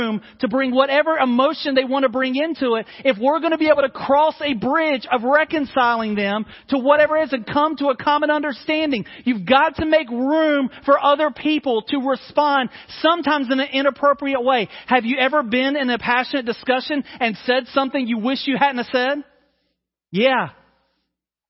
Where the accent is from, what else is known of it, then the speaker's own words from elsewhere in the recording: North Carolina, United States; also born or lived in Mississippi / Georgia / India / Tanzania; now in South Carolina, United States; I've lived in North Carolina and grew up there. I was born in Mississippi, and now I live in South Carolina.